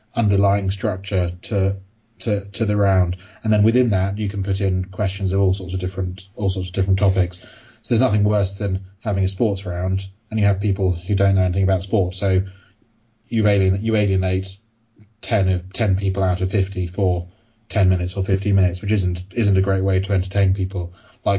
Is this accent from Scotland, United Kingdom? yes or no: no; London, United Kingdom; I am from London.